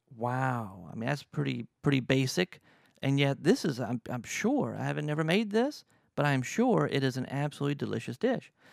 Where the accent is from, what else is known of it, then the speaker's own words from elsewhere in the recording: Louisiana, United States; I'm from Louisiana.